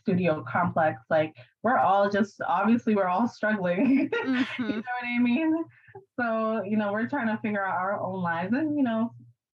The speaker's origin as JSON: {"language": "English", "region": "New York", "country": "United States", "moved": "yes", "said": "I'm a New York girl, I'm from New York"}